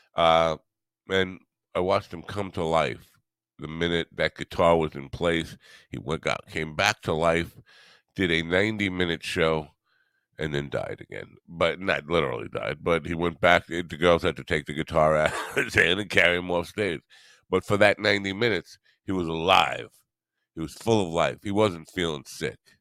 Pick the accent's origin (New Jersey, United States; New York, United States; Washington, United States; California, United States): New York, United States; I'm from New York